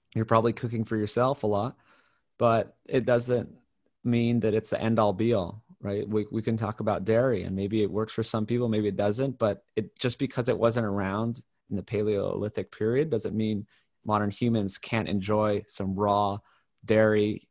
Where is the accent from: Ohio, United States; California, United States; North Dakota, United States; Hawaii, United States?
Hawaii, United States; I grew up in Hawaii